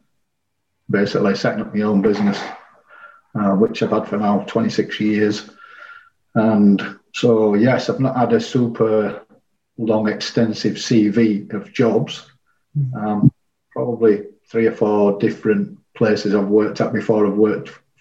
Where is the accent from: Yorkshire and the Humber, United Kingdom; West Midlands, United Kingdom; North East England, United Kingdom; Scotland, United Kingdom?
Yorkshire and the Humber, United Kingdom; Leeds; I was born and bred in Leeds. I've never really lived anywhere else but Leeds as such.